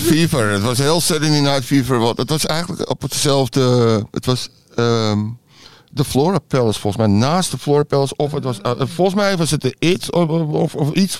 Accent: Amsterdam, North Holland, Netherlands; accent: Amsterdam; moved away as an adult; also born or lived in Detroit, United States; now in Georgia, United States; En ik was in Amsterdam-Zuid altijd met mijn ouders. we woonden op de Churchlaan en in de Scheldestraat, die buurt. Mijn vader was advocaat. Dus ja, daar ben ik opgegroeid

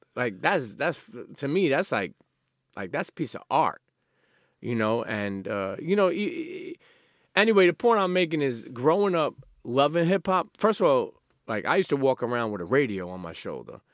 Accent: New York City, New York, United States; I grew up in Coney Island

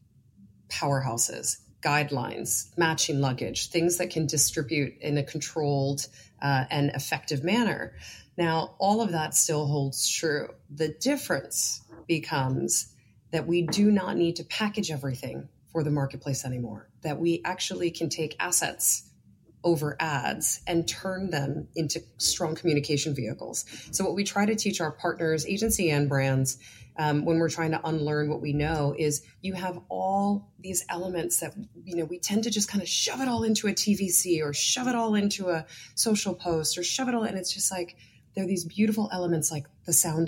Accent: New York, United States; I'm also a New Yorker

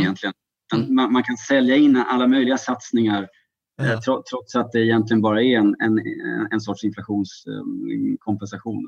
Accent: Sweden

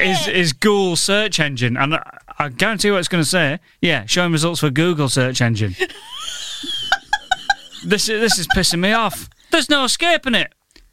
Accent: Goole, Yorkshire and the Humber, United Kingdom; born or raised there

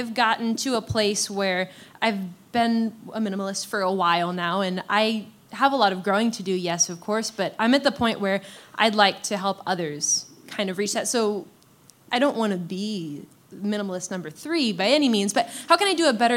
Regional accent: St. Louis, Missouri, United States; I'm from St. Louis

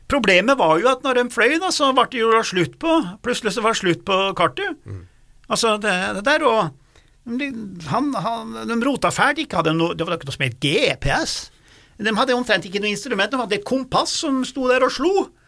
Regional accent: Lesja, Innlandet, Norway; På Lesja, jeg husker jeg vokste opp, på Lesja, der var det statiske hesjer.

